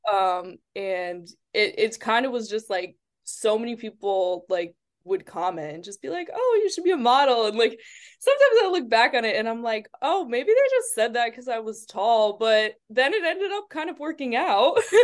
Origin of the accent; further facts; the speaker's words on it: Springfield, Massachusetts, United States; i'm from eh, the area is called springfield in massachusetts so okay it's in, like not by boston at all it's like two hours away